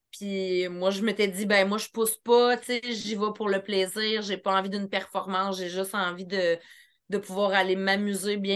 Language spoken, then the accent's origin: French; Eastern Townships, Quebec, Canada; Je viens des cantons de l'Est